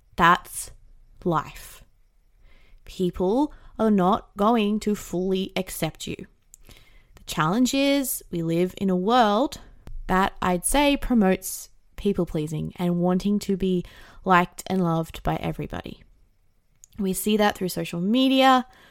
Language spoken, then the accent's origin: English; Australia; I didn't really have that growing up in Australia